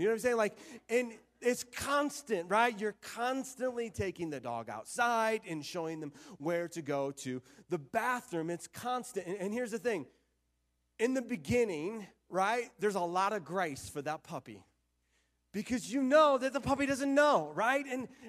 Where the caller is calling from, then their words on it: Florida, United States; also born or lived in Arizona; we moved from Florida to Arizona. We lived in Arizona for a couple of years, and then we just really felt God calling us to move back to Florida.